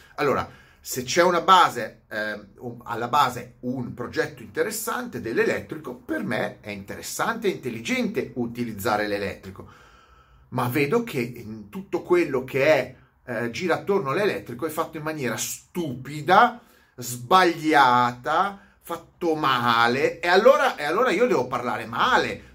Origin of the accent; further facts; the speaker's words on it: Milan, Lombardy, Italy; sono milanese